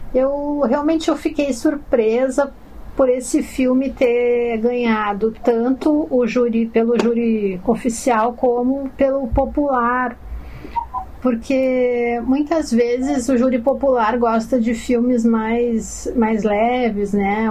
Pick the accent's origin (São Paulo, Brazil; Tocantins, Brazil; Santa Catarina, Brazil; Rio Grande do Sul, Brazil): Rio Grande do Sul, Brazil; Porto Alegre; Eu nasci e cresci em Porto Alegre